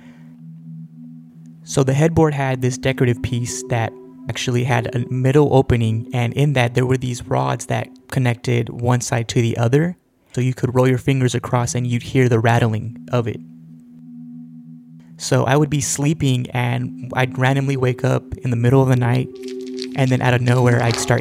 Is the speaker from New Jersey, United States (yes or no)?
no; Central Valley of California, United States; We grew up in the Central Valley of California